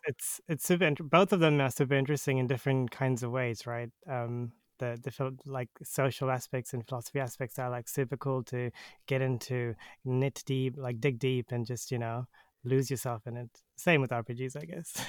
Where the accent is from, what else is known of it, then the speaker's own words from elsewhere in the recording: New Zealand; I'm from New Zealand